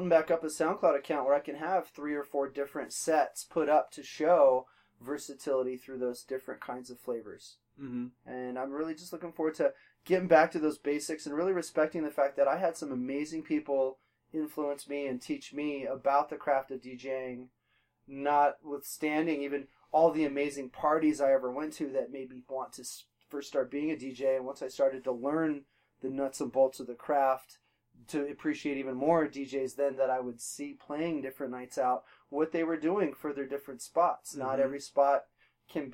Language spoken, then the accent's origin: English; Colorado Springs, Colorado, United States; I was actually born at the Air Force Academy Hospital in Colorado Springs. Born and raised in Colorado Springs